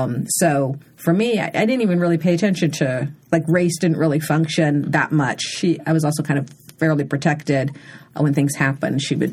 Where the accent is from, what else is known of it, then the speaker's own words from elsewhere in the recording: Nigeria; even now when I tell Nigerians I'm Nigerian, they're like they don't believe it.